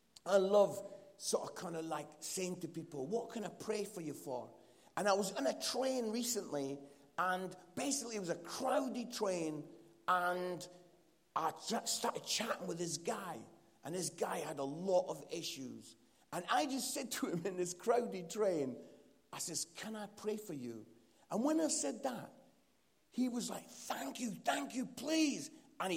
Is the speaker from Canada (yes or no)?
no; Edinburgh, Scotland, United Kingdom; accent: Scottish; my Scottish accent